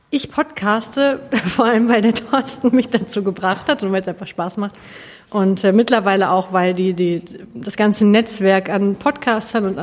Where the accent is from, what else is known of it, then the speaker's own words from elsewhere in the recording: Hamm, North Rhine-Westphalia, Germany; born there; now in Bielefeld, Germany; ich bin gebürtig aus dem Ruhrgebiet, aus dem Rand, nämlich aus Hamm und wohne jetzt in Bielefeld und will da auch nicht mehr weg.